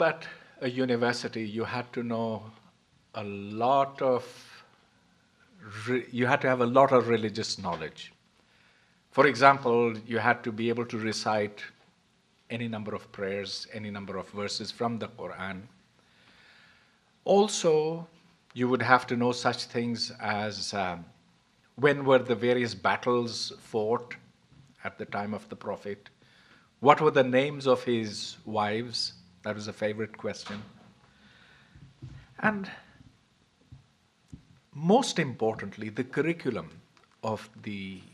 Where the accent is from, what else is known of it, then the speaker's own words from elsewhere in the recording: Karachi, Sindh, Pakistan; also born or lived in United States; now in Islamabad, Pakistan; I grew up in Karachi, came briefly to the US, got my degrees, and then went back